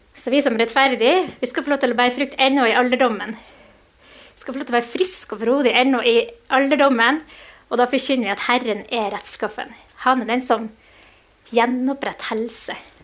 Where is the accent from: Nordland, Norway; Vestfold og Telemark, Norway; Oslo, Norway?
Nordland, Norway; Mo i Rana; vi er begge fra Mo i Rana